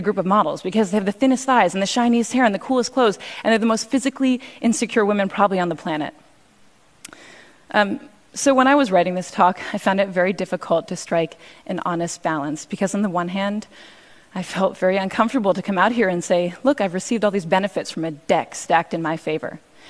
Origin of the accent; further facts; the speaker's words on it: Cambridge, Massachusetts, United States; I grew up in Cambridge, and one time I went into a store and I forgot my money and they gave me the dress for free.